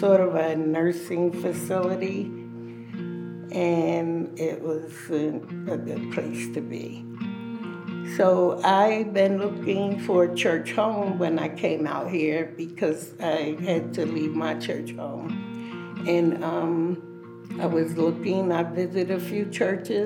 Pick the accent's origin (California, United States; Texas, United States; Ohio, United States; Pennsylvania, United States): Pennsylvania, United States; Philadelphia; moved away as an adult; now in Colorado, United States; I'm from Philadelphia, Pennsylvania. I came to Colorado back in 2013.